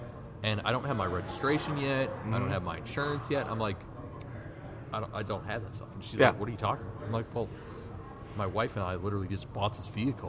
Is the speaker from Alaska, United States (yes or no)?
no; Wisconsin, United States; now in Minnesota, United States; Growing up in Wisconsin